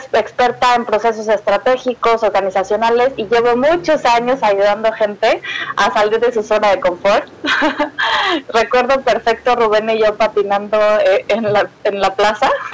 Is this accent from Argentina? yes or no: no; Mexico; moved away as an adult; now in Germany; soy mexicana